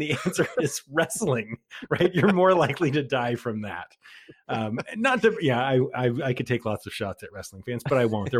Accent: Southern United States, United States; I've also been to a WWE match in my life because I was raised in the South.

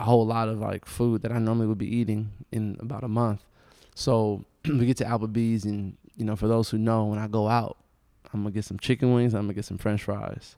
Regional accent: United States; as an American, as a Black person

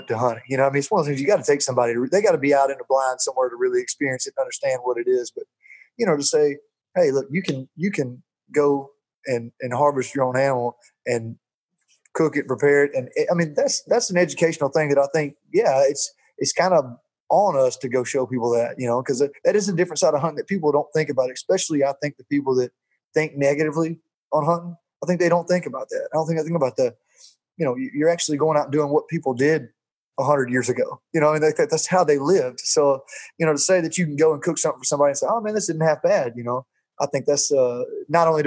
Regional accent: Jacksonville, Alabama, United States; I played football at Jacksonville State University, which is in my hometown

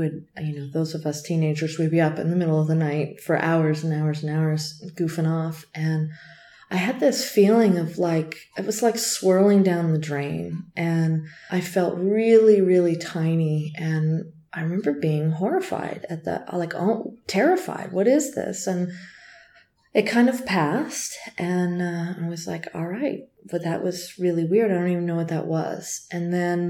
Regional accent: Tucson, Arizona, United States; I'm from Tucson.

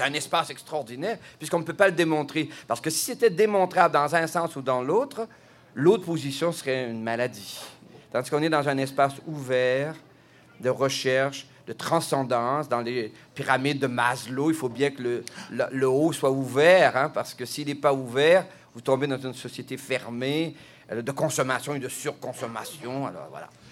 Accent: Quebec, Canada; je suis québécois

